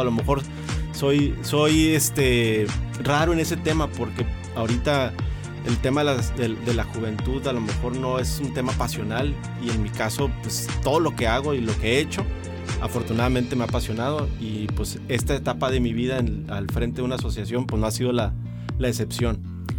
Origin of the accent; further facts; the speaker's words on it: Mexicali, Baja California, Mexico; soy nacido en Mexicali